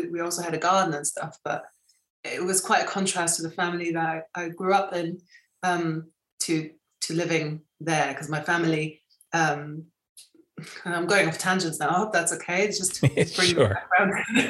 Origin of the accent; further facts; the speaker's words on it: Spain; obviously growing up in Spain, there my fashion was quite kind of hippie-ish.